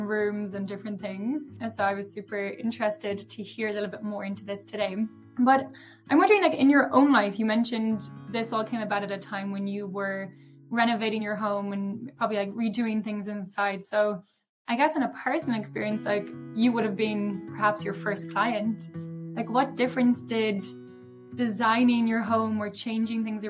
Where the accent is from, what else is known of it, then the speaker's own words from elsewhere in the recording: Ireland; accent: Irish; my Irish accent.